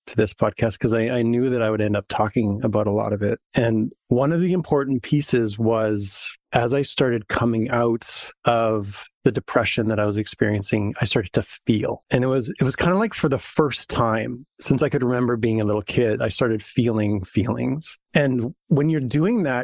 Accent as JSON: {"language": "English", "town": "Saskatoon", "region": "Saskatchewan", "country": "Canada", "tie": "born or raised there", "said": "I grew up in Saskatoon. So it's a prairie town, similar to Montana"}